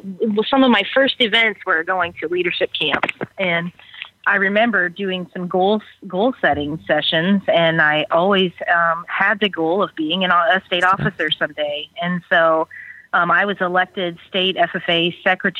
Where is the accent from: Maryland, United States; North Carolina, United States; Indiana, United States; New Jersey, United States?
Indiana, United States; Fowler; So I grew up on a grain and livestock farm in Benton County, Indiana. Fowler, Indiana was my hometown.